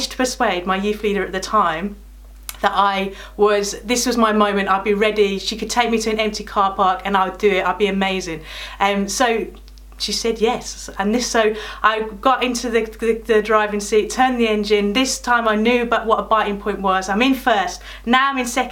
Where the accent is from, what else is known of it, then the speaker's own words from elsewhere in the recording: Birmingham, West Midlands, United Kingdom; now in Corringham, United Kingdom; my childhood in the land of Brum